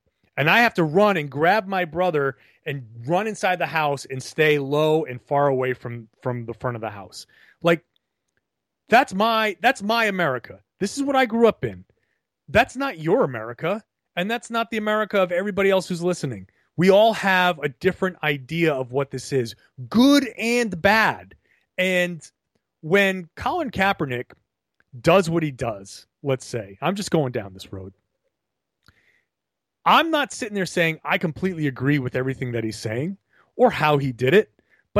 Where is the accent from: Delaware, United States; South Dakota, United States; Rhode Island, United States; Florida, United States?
Rhode Island, United States; Pawtucket; I grew up in Pawtucket, Rhode Island, in a neighborhood that evolved significantly.